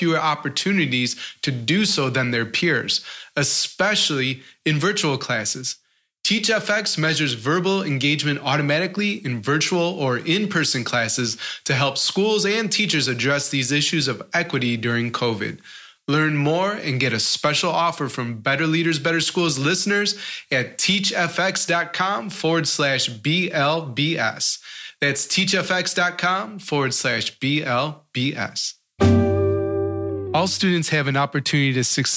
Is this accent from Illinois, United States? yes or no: yes; Chicago, Illinois, United States; I come from Chicago